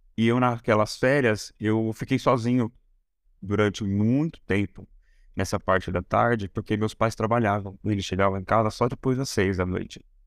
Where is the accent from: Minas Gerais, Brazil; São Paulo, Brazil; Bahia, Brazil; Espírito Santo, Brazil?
São Paulo, Brazil; São Paulo interior, Brazil; eu sou de São Paulo e eu fui pro interior muito novo